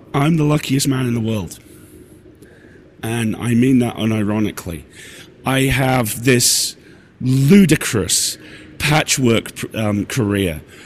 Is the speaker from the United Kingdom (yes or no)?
yes; United Kingdom; I'm British